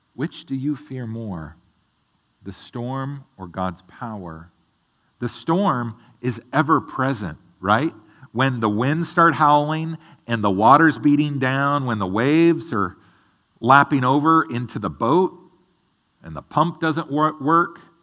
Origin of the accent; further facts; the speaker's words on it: the Northwest, Pacific Northwest, United States; growing up in the Northwest